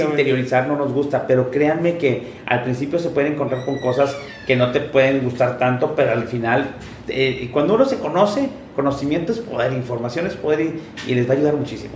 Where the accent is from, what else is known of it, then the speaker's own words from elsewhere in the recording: Monterrey, Nuevo León, Mexico; also born or lived in Japan; La gente que somos de Monterrey